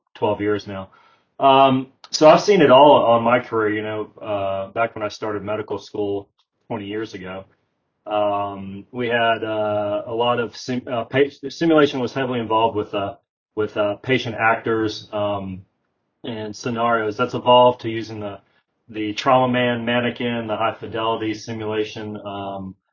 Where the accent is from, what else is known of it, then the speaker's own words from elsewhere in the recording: Southeast, United States; moved away as an adult; now in Salt Lake City, United States; I am originally from the Southeast